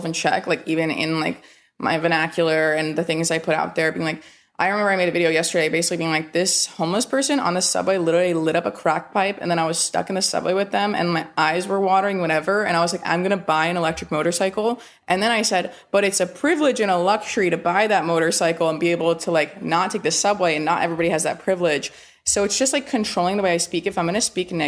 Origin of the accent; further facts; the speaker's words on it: North Carolina, United States; not a ton of my friends growing up in North Carolina in high school were in therapy